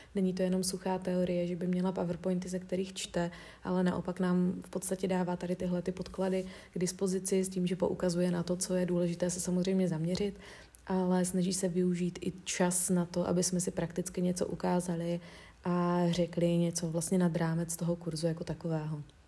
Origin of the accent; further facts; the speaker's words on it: Czechia; jsem z České republiky